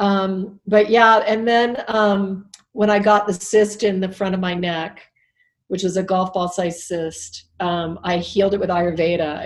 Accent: Alaska, United States; I was raised in Alaska, so I'm not a city, not a big city girl.

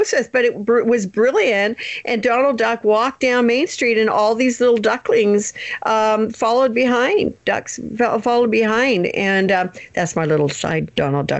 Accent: Canada; We're actually Canadian

